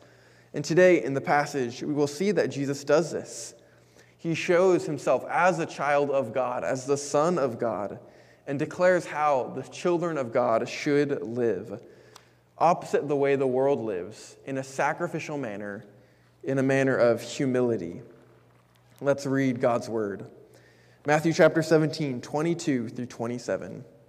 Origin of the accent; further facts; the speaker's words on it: Japan; For myself, I had the pleasure of growing up in Japan because that's where I was born to my parents.